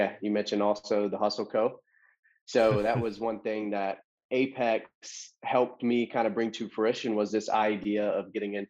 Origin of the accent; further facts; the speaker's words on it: Loganville, Georgia, United States; also born or lived in Alpharetta, Georgia; I grew up here in Georgia in a small town called Loganville